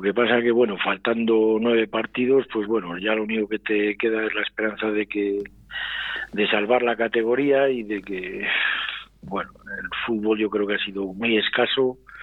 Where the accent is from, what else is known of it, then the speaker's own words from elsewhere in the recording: Medina de Rioseco, Castile and León, Spain; yo soy de Río Seco